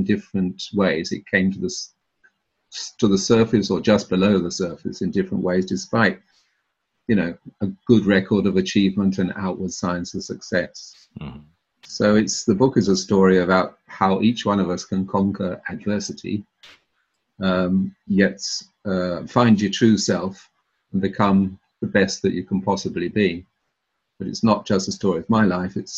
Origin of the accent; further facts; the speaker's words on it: London, United Kingdom; moved away as an adult; also born or lived in Cambridge / Bologna, Italy / Tuscany, Italy / Japan; I was born in South London to Welsh parents